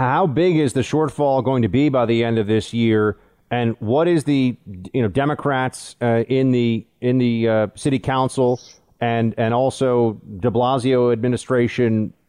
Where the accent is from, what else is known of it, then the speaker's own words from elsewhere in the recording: New York, United States; this is my hope as a New Yorker